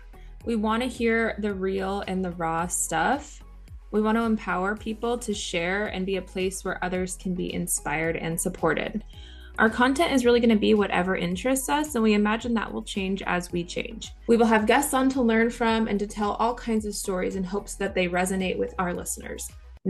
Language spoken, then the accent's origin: English; Idaho, United States; moved away as an adult; also born or lived in Seattle, Washington; we've recently just moved back to my home state of Idaho after living in the Seattle area for over 5 years.